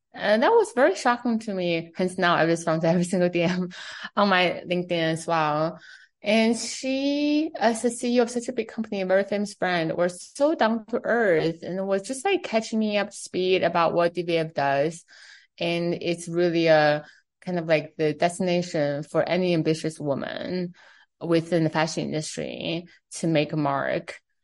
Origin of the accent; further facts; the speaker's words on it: Beijing, China; first language Chinese; English is a second language; also born or lived in New York City; now in United States; I'm from China, right? I grew up in Beijing